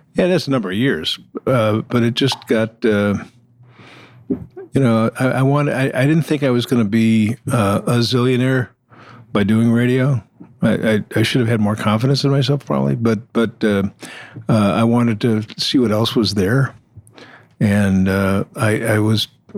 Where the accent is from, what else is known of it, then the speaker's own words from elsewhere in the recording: Buffalo, New York, United States; moved away as an adult; also born or lived in Boston / Detroit / Toronto / Ottawa; My hometown's Buffalo.